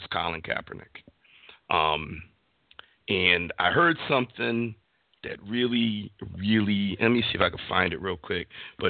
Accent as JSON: {"language": "English", "town": "Cleveland", "region": "Ohio", "country": "United States", "said": "as soon as they hear that I'm from Cleveland, the first question is, what about those stinking Browns?"}